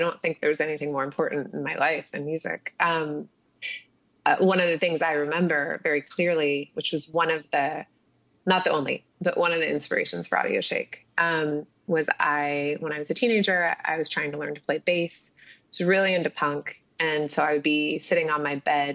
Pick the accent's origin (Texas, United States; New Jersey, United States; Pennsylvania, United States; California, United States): California, United States; Southern; moved away as an adult; also born or lived in Paris; I grew up in Southern California